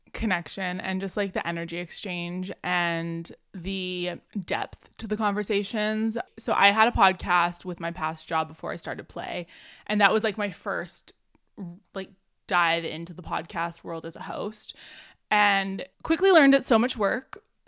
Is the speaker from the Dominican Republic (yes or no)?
no; Canada; also born or lived in Vancouver, British Columbia; I'm Canadian. I'm out on the West Coast here in Vancouver, British Columbia